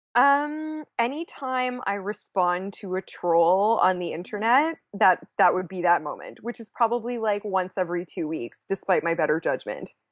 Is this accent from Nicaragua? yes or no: no; Canada; I am Canadian